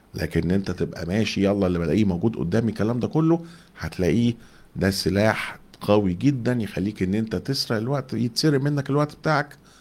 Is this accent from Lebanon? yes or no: no; Egypt; احنا كمصريين